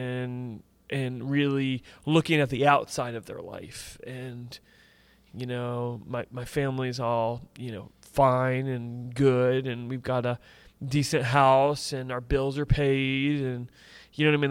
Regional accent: Tampa Bay area, Florida, United States; I grew up in the Tampa Bay area

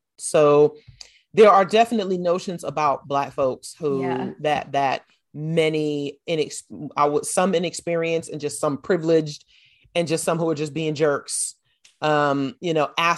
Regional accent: New York, United States; New York, where I grew up

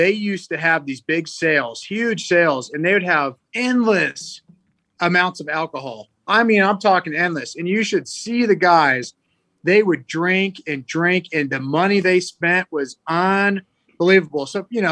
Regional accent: Northern California, United States; when I was a child growing up in Northern California

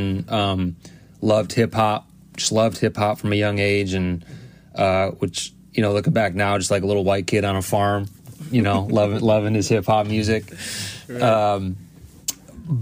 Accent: Cleveland, Ohio, United States; moved away as an adult; now in St. Paul, United States; I'm from the Cleveland, Ohio area originally. That's where I grew up, spent my childhood, high school, up until college

